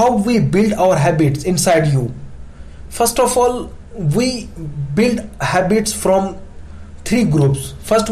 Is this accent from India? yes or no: yes; India; as we Indian